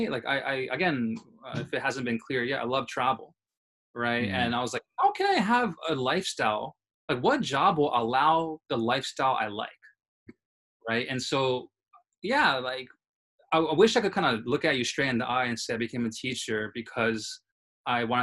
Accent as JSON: {"language": "English", "region": "Tokyo", "country": "Japan", "tie": "born or raised there", "also_born_or_lived": "New York City, United States", "said": "It's just growing up in Tokyo and New York City, right? Uh, New York City is where I was born."}